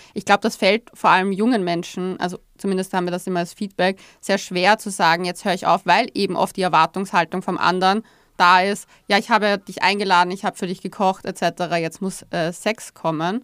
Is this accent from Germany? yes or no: no; Austria; bei uns in Österreich